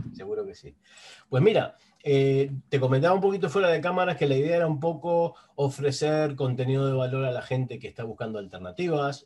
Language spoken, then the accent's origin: Spanish; Uruguay; moved away as an adult; now in Spain; yo hace 21 años que estoy en España, yo soy uruguayo